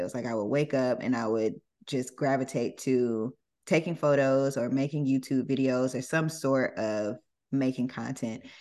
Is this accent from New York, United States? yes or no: no; Jonesboro, Georgia, United States; moved away as an adult; now in Los Angeles, United States; I grew up, uh, in Atlanta, uh, a suburb of Atlanta called Jonesboro